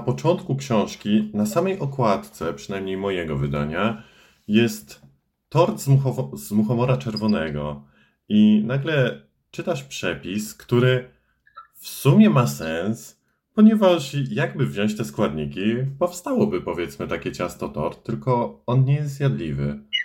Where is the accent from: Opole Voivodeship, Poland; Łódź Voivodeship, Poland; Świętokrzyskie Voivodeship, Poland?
Świętokrzyskie Voivodeship, Poland; a village near Starachowice; W sumie pochodzę ze wsi, ale najbliższe moje miasto to jest Starachowice